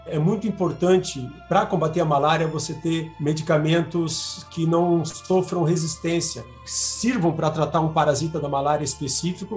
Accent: Balneário Camboriú, Santa Catarina, Brazil; moved away as an adult; also born or lived in Florianópolis; now in Campinas, Brazil; Eu sou nascido em Balneário Camboriú, Santa Catarina

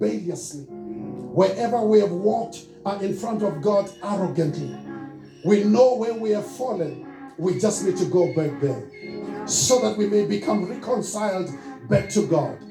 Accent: Soweto, Gauteng, South Africa; I'm born and raised in Soweto

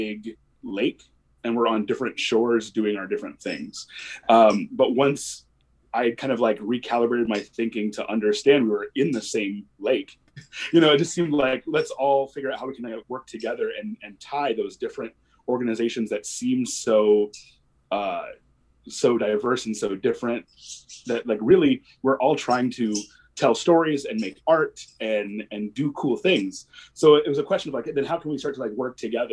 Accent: Des Moines, Iowa, United States; moved away as an adult; also born or lived in California / Japan; I was born and raised here in Des Moines

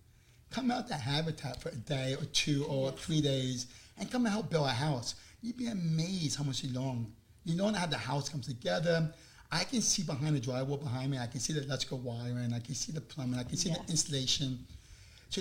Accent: Long Island, New York, United States; accent: New York; moved away; I'm from Long Island

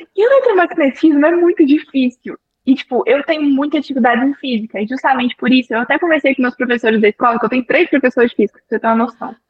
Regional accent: interior of Minas Gerais, Brazil; Eu sou do interior de Minas Gerais

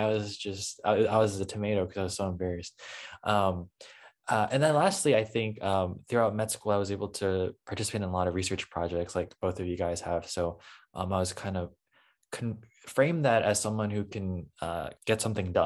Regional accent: St. Louis, Missouri, United States; also born or lived in Columbia, Missouri; I'm from the St. Louis area

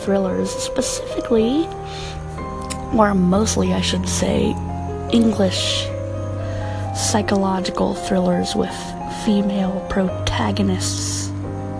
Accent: Ohio, United States; I'm in my mid-30s, I'm from Ohio

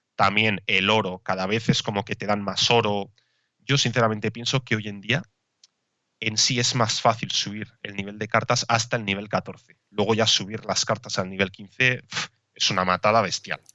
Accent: Basque Country, Spain; yo soy de, bueno, de País Vasco

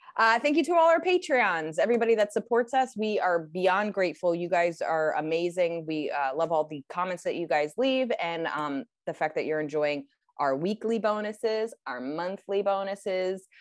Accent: United States; as an American

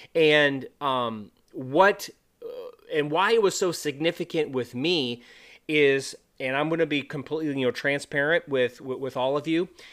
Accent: California, United States; moved away as an adult; also born or lived in North Dakota / Montana / Wyoming / Florida; I'm originally from California

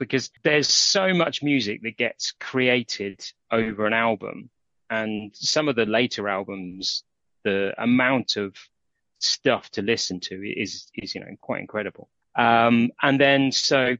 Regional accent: Aston Clinton, South East England, United Kingdom; also born or lived in London; now in Aylesbury, United Kingdom; we moved up from London to a village called Aston Clinton

